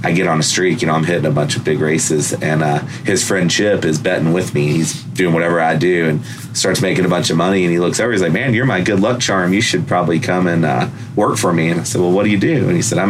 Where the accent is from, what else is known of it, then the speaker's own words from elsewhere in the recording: Louisville, Kentucky, United States; moved away as an adult; now in Nashville, United States; I'm from Louisville, Kentucky, born and bred.